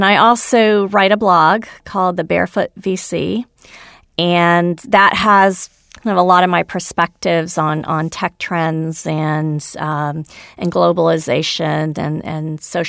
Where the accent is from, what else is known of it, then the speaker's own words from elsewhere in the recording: India; So I'm a double minority. I'm a woman. I'm Indian. I wasn't born in this country.